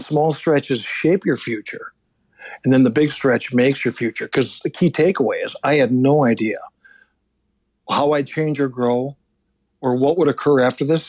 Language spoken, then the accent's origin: English; Minneapolis, Minnesota, United States; my hometown in Minneapolis